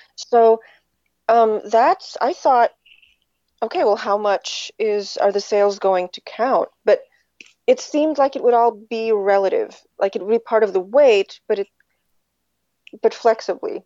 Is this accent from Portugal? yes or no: yes; Portugal; moved away; I grew up in Portugal.